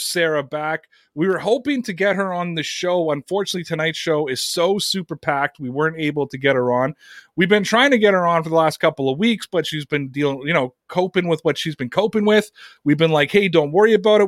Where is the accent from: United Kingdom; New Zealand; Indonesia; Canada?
Canada; here in my home country of Canada